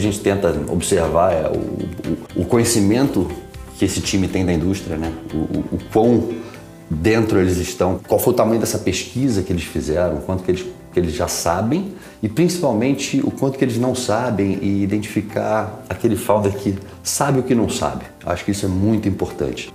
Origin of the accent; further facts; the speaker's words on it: Rio de Janeiro, Brazil; moved away as an adult; also born or lived in São Paulo; now in United States; sou carioca, nascido em São Paulo